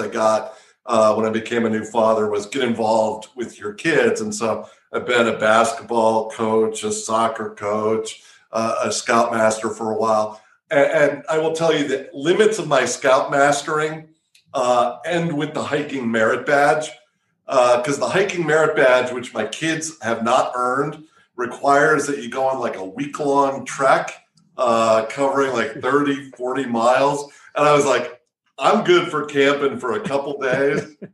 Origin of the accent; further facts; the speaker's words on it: Wisconsin, United States; I grew up in Wisconsin